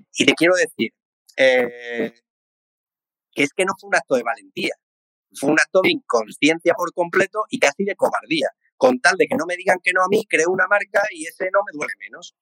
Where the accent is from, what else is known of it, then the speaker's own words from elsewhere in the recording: Seville, Andalusia, Spain; como buen sevillano